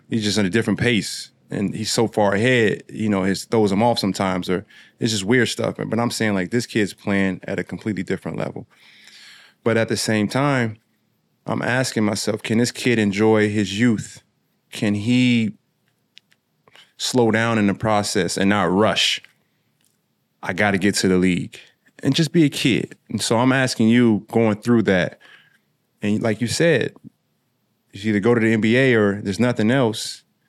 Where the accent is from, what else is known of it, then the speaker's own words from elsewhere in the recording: Springfield, Illinois, United States; I'm from Springfield. It's about an hour, ten minutes apart